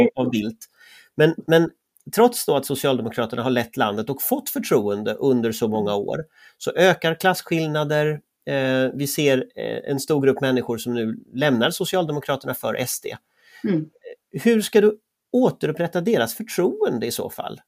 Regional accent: Gothenburg, Västra Götaland, Sweden; jag är uppväxt i, västra Göteborg, i Västra Frölunda

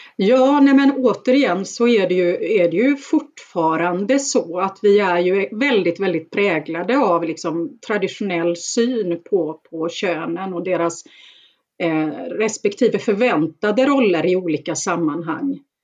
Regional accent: Gothenburg, Västra Götaland, Sweden; jag är ju uppväxt i, i Bergsjön eh, utanför Göteborg

